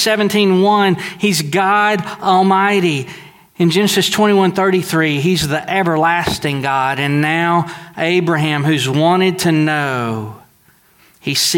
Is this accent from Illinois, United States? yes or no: no; Deweyville, Texas, United States; I'm from Dewayville, Texas, and we are really, really simple.